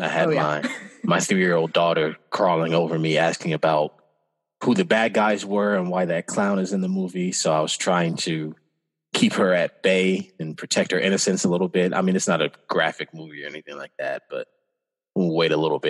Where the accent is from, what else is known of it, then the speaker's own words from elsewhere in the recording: Midwest, United States; I'm from the Midwest